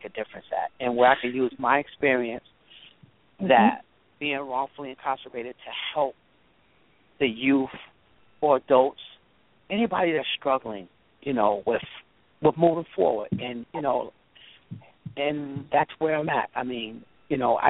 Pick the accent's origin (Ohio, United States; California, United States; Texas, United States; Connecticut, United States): Connecticut, United States; Hartford; Growing up in Hartford, was difficult at first